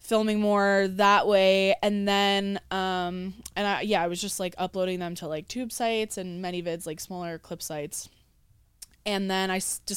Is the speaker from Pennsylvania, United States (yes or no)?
yes; Philadelphia, Pennsylvania, United States; moved away as an adult; I'm from Philly originally. Okay. So I lived, Philly suburbs technically. I lived out there my whole life pretty much